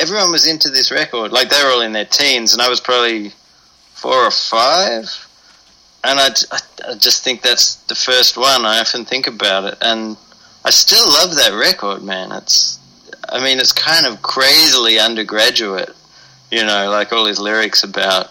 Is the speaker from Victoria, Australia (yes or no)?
yes; Melbourne, Victoria, Australia; now in Berlin, Germany; I grew up in Melbourne, in sort of the little southern bottom end of Australia there.